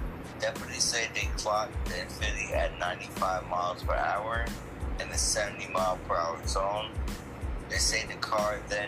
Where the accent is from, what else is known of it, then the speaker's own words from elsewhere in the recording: Liberty, United States; also born or lived in Long Island, New York; What the hell do I claim Liberty? Just because I grew up there, don't mean I'm from there.